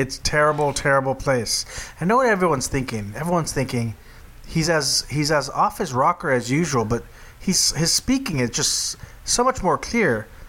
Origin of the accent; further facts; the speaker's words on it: Texas, United States; my home state of Texas